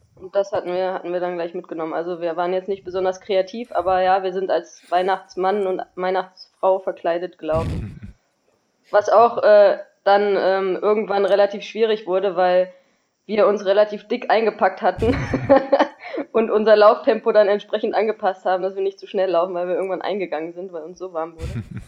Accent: Düsseldorf, North Rhine-Westphalia, Germany; in Düsseldorf gelaufen, weil das ist ja auch so ein bisschen meine Heimat

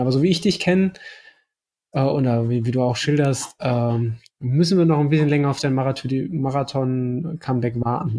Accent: Mettmann, North Rhine-Westphalia, Germany; moved away; Ich komme ja ursprünglich aus Mettmann, das ist nicht weit von, von Wuppertal entfernt

